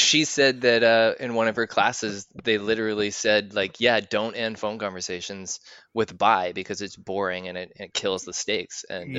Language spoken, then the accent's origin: English; Canada; also as a Canadian, like, you know, we have that whole reputation of being polite